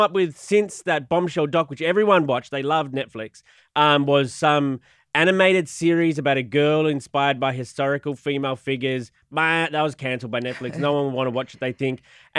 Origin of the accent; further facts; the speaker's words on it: Australia; moved away; I'm from Australia.